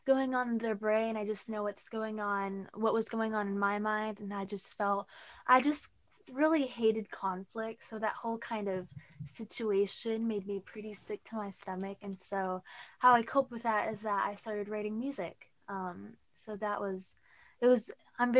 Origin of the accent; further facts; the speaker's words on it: Auburn, Washington, United States; I'm from Auburn, Washington.